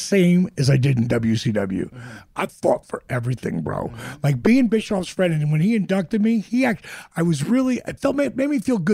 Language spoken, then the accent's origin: English; Jersey Shore, New Jersey, United States; growing up on the Jersey Shore with the WWWF